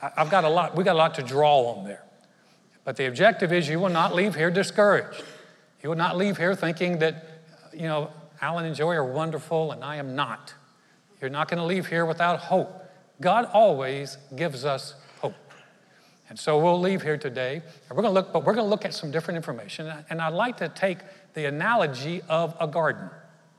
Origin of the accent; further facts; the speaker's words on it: North Carolina, United States; I grew up in North Carolina, very Southern town